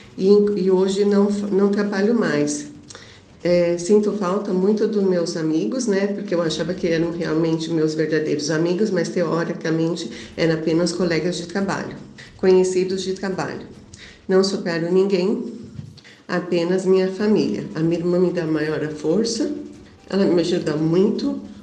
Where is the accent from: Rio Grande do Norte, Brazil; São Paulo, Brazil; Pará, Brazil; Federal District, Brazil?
São Paulo, Brazil; sou aqui de São Paulo, da capital